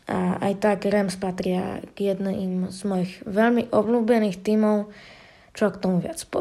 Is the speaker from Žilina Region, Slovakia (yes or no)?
yes; Žilina, Žilina Region, Slovakia; som zo Žiliny, mám 13 rokov